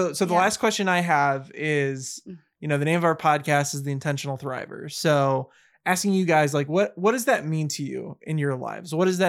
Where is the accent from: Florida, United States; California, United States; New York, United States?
Florida, United States; moved away; We're from Florida. It's just the wild west.